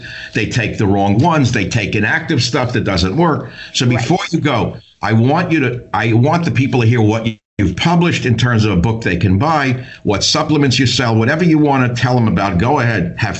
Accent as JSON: {"language": "English", "region": "New York", "country": "United States", "tie": "born or raised there", "said": "I grew up in New York."}